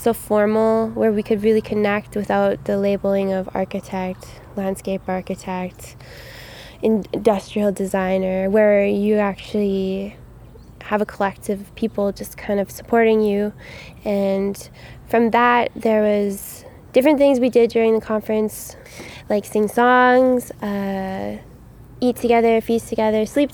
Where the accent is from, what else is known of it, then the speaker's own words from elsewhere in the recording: Winnipeg, Manitoba, Canada; I grew up in Winnipeg my whole life